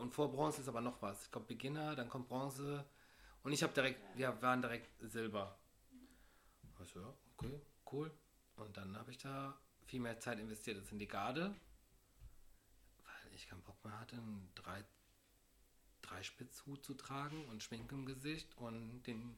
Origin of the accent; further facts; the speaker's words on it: Düren, North Rhine-Westphalia, Germany; now in Cologne, Germany; Ich komme aus Düren